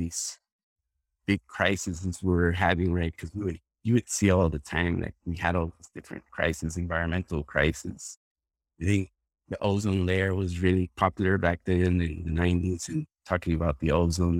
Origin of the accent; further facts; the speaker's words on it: Costa Rica; moved away as an adult; now in Florida, United States; I'm originally from Costa Rica. I'm a, born and raised in Costa Rica